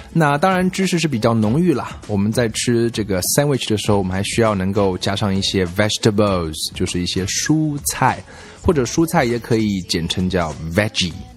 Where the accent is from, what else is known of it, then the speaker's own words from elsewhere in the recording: China; 我们中国人吃的是 rice vinegar